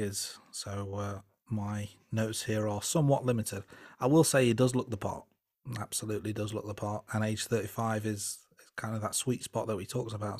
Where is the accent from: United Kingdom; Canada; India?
United Kingdom; England; I am English and I'm age thirty-seven